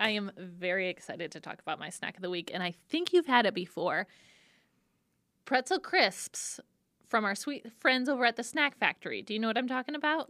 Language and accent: English; Detroit, Michigan, United States; Detroit style. My hometown